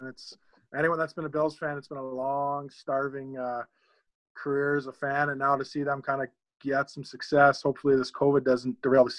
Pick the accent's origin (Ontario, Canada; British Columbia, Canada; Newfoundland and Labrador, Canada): Ontario, Canada; Whitby; Yeah, I grew up in Whippy, Ontario. I always say it's God's country. It's one of the best places, I think, on the planet.